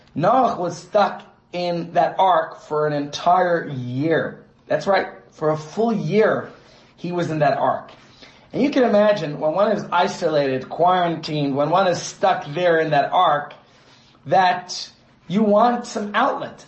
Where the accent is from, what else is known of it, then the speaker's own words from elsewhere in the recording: New York, United States; my hometown of New York